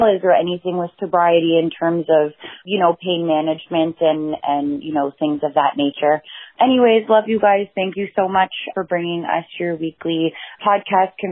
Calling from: Toronto, Ontario, Canada; I'm actually calling from Toronto, Canada.

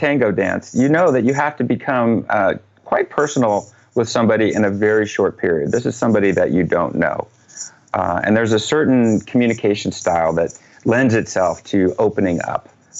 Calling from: Portland, Oregon, United States; Portland, Oregon.

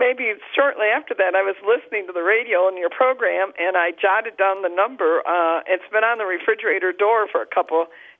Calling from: Traverse City, Michigan, United States; And I'm from Traverse City, Michigan.

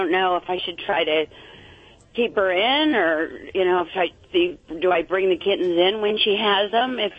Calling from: Huntington Beach, California, United States; I'm in Huntington Beach.

